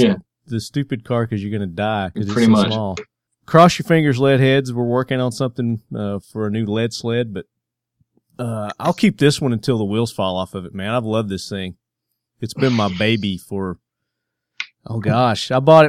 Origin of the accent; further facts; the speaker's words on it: Southern United States, United States; accent: southern twang; So with my southern twang accent, you know, I know it's tough for some people to understand.